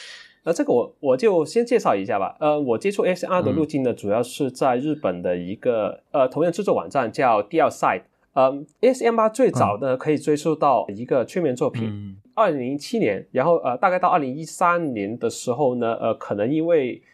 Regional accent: Dongguan, Guangdong, China; 我是来自东莞的沙友

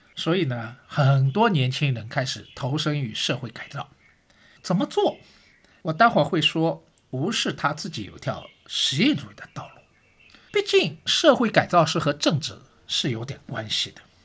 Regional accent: Shanghai, China; 我是上海人

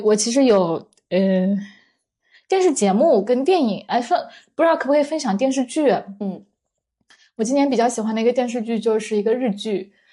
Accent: southern China, China; 我是一个南方人，可是我很喜欢吃面食

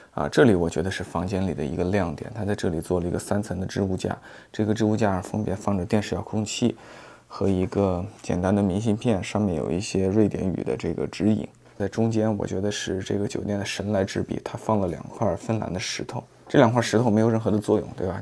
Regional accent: Shiyan, Hubei, China; 跟我的家乡湖北石岩一样，是一座汽车城

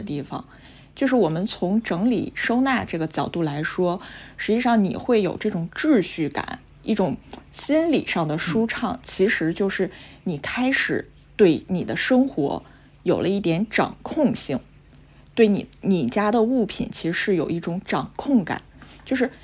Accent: Harbin, Heilongjiang, China; 我是嗯。哈尔滨人

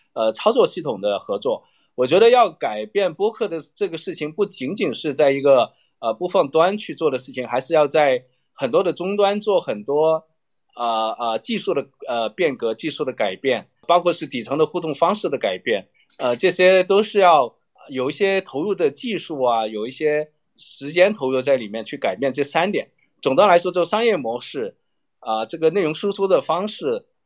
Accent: China; 我在特区长大，就是我们那个是一个打口碟的一个， 一个集散中心

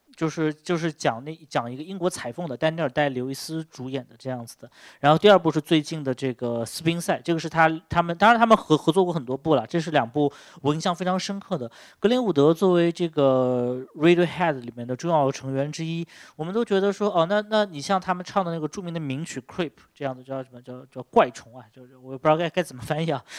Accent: China; 用我们中国人能懂，懂的话

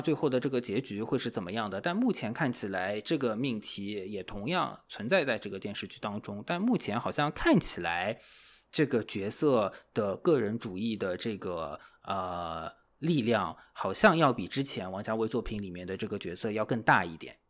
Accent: Shanghai, China; 我是这个上海土著 土生土长的这个上海人

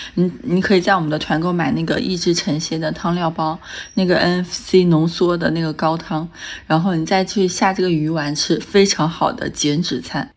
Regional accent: Hunan, China; 我们湖南人从小吃到大的小吃和零食

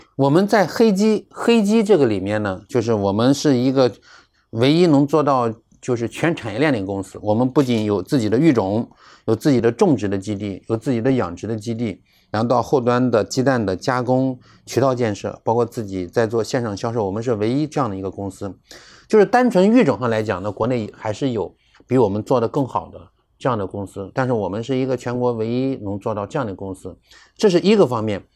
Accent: Anhui, China; also born or lived in Zhuhai; 我们在这个北方，你看我们是安徽的嘛，在淮河以北嘛，也算嗯，嗯，北方人

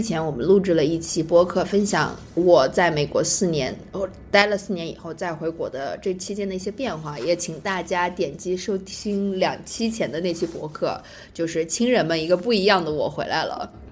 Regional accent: Anhui, China; moved away; 我们是安徽人，然后嗯哼。在那儿长大

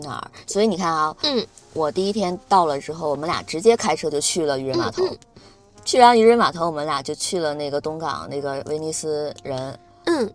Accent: Northeast China, China; 虽然我是东北人

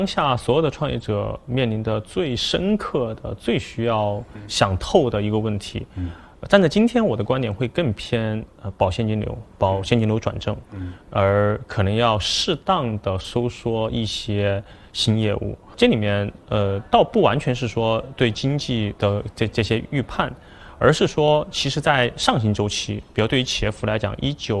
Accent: China; 我们中国人的勤奋

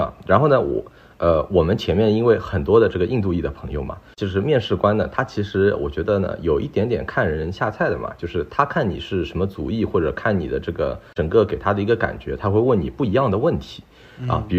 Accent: Shanghai, China; now in Vancouver, Canada; 然后呢，这里的温度呢也很舒适，因为我是上海来的嘛

